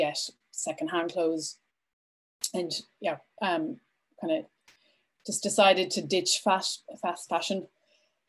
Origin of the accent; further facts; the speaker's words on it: Vancouver, British Columbia, Canada; moved away as an adult; now in Ireland; I am originally from Canada. I grew up in Vancouver and I moved to Ireland just over 16 years ago